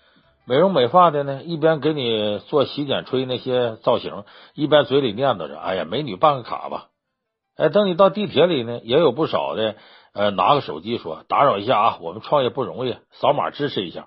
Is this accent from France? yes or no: no; Northeast China, China; 我们老家东北